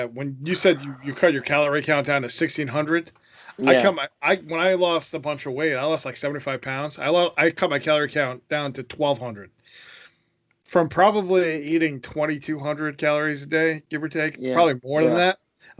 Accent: Ireland; I mean, I love potatoes, but I'm also an Irishman, so I mean, it happens that way.

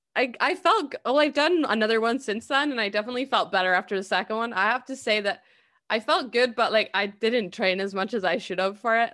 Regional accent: Scotland, United Kingdom; I'm Scottish

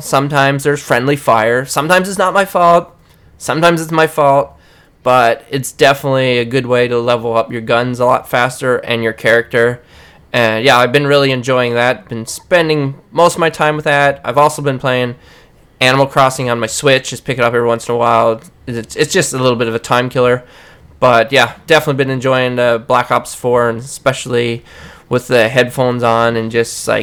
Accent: Newfoundland and Labrador, Canada; I'm from Newfoundland

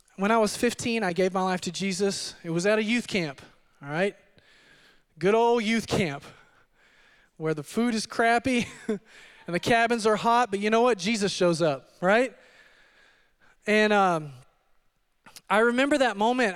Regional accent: Odessa, Texas, United States; also born or lived in Midland, Texas; I am from the Permian Basin, Permian Basin, and, uh, I was born and raised in Odessa. Uh, my parents moved our family over to Midland when I was in junior high

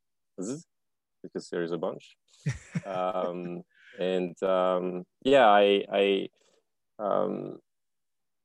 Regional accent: France; also born or lived in Canada; now in Bali, Indonesia; from France originally. I spent 12 years in Canada.

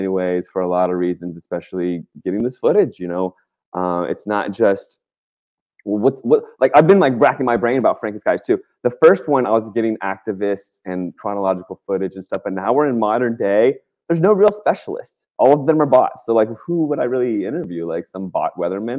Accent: Virginia, United States; moved away as an adult; also born or lived in West Coast; I grew up in Virginia

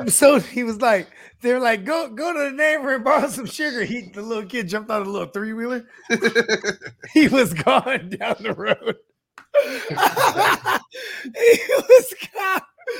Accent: Northern California, United States; Cause I'm from Northern Cali, you know what I mean? And like in field trips, we'll go up and go see like the redwoods and shit like that. It's like the sticks.

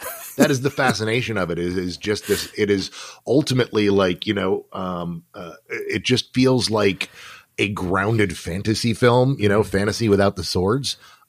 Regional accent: United States; I'm an American

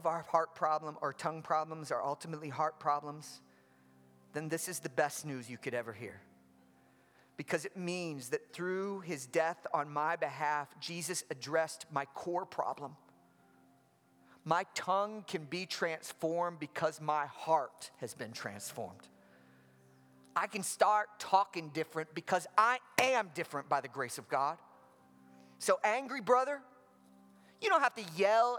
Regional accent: Midwest, United States; moved away as an adult; also born or lived in the South (US); now in Southern United States, United States; I grew up in the Midwest

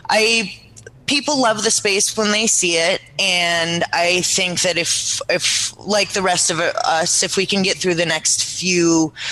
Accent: California, United States; born there; also born or lived in Seattle, United States; I was born in the Bay Area here.

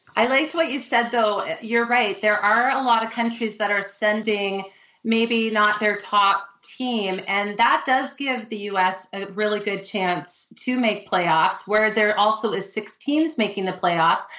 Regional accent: Canada; I'm Canadian

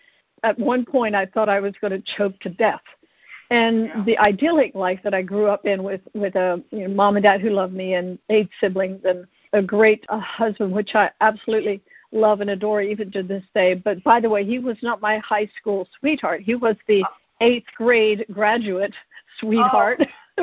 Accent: United States; I grew up at an Amish farm, and there were 8 of us kids

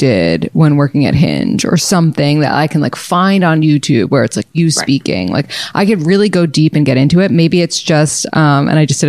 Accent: New York City, New York, United States; I'm from New York City

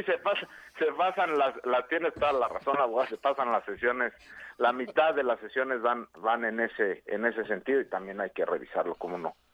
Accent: Yautepec, Morelos, Mexico; en mi pueblo también, en Yautepec

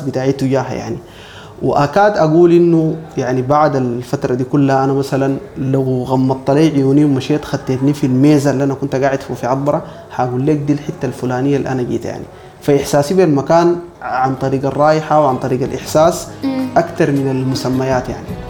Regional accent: Sudan; انا مسلم سوداني مهندس

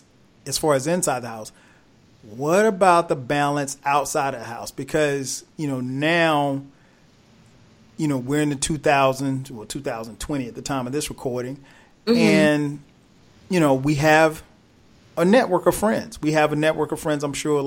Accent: South Carolina, United States; I grew up in South Carolina

